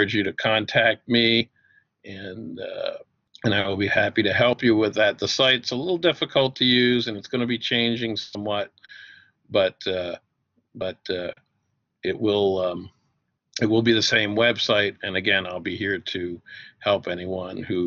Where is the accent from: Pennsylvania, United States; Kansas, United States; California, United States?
Pennsylvania, United States; outside of Philadelphia; I grew up outside of Philadelphia